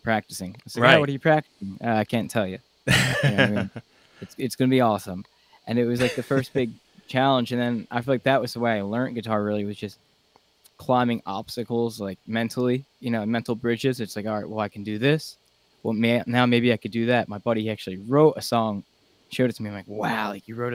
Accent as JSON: {"language": "English", "area": "Delco", "region": "Pennsylvania", "country": "United States", "accent": "Delco", "said": "I'm from Delco"}